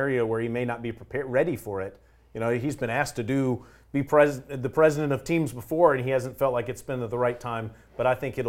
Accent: Mobile, Alabama, United States; being from Mobile, Alabama

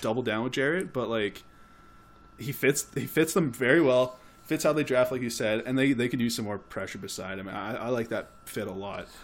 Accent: Canada; we're Canadian.

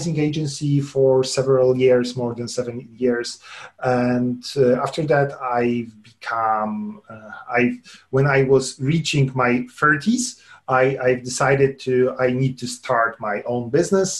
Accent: Lublin, Lublin Voivodeship, Poland; moved away as an adult; now in Warsaw, Poland; I grew up in Poland, in Lublin

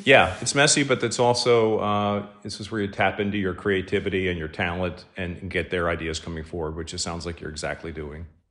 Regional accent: near Penn National, Pennsylvania, United States; I grew up near Penn National, and when I was younger, I used to go to the racetrack

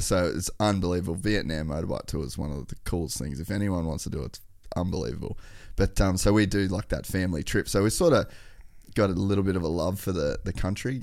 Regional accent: Cairns, Queensland, Australia; when I was a kid, we grew up in Cairns

